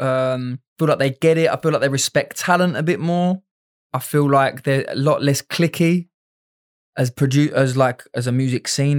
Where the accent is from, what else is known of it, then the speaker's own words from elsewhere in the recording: England, United Kingdom; me being English out there